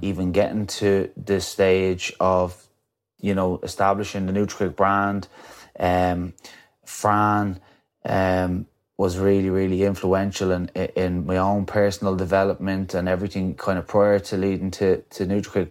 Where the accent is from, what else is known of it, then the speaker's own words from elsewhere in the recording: County Wicklow, Ireland; coming from my hometown